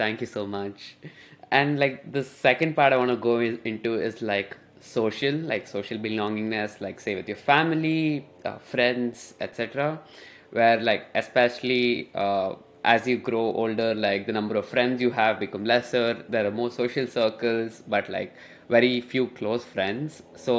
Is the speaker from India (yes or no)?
yes; India; English is a second language; moved away as an adult; now in United States; Because when I came to Duke, I came from India. It was my first time coming from coming to a new country, and I was all over the place because I had no clue about the people here, the culture here.